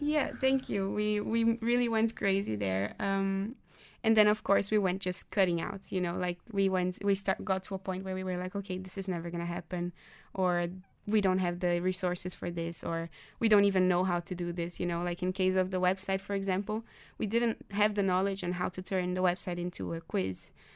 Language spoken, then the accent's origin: English; Brazil; now in The Hague, Netherlands; I am from Brazil, but I'm also partly Dutch